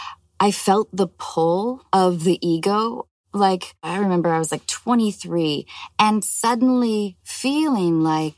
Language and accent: English; Washington, United States; moved away; also born or lived in Los Angeles; growing up in Washington State and moving to Los Angeles